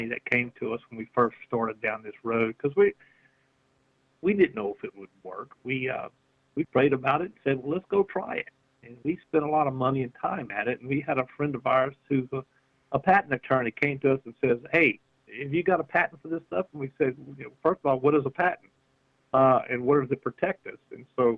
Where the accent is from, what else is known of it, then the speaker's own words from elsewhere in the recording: Louisiana, United States; we're from Louisiana